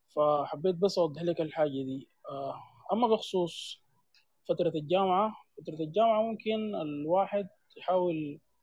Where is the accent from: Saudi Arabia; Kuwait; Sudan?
Sudan; عندنا في السودان